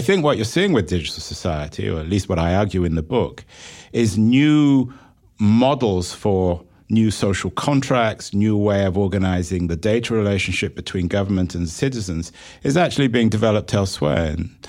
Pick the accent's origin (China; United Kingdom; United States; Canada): United Kingdom; England